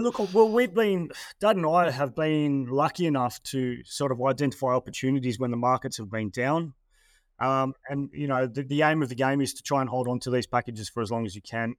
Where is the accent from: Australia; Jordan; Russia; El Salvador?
Australia; Terrigal, New South Wales; I'm from Sydney, um, or Terrigal, which is just north of Sydney